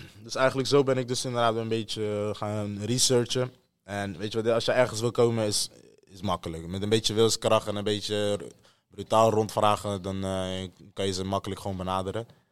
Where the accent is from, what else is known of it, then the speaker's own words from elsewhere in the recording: Netherlands; wij als Nederlanders